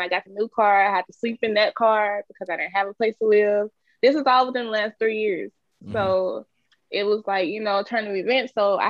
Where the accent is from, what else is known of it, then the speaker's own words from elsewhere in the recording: Memphis, Tennessee, United States; now in Atlanta, United States; I'm from Memphis, Tennessee.